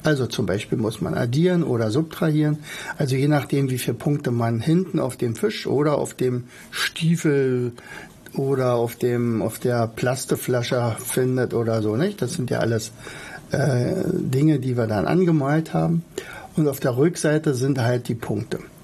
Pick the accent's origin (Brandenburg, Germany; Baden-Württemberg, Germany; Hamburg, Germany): Brandenburg, Germany; Oderberg; ich komme ja aus Oderberg, ich bin ja ein Ur-Oderberger, also ein in Oderbeck geboren.